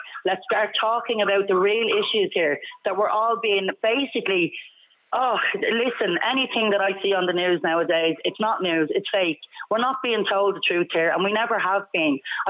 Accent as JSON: {"language": "English", "country": "Ireland", "tie": "born or raised there", "said": "I'm Irish born and bred myself. I've been from pillar to post the last 10 years."}